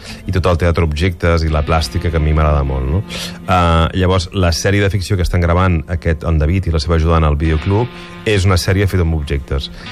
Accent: Barcelona, Catalonia, Spain; molts barcelonins

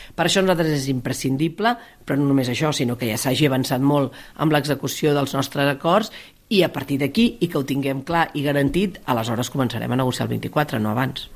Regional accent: Maresme, Catalonia, Spain; sóc del Maresme

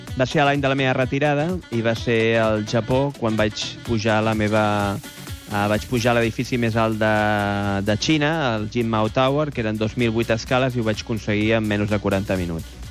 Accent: Esplugues de Llobregat, Catalonia, Spain; del meu poble d'Esplugues de Llobregat

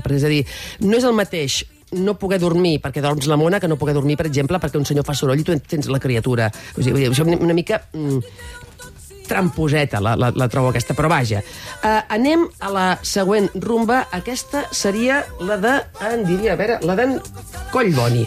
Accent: Catalonia, Spain; sóc xarnega

